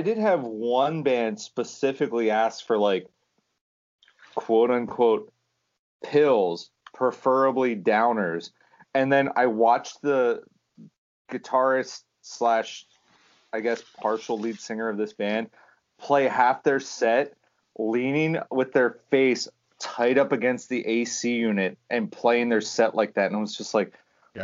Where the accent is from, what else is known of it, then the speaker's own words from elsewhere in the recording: Pennsylvania, United States; we're all from Pennsylvania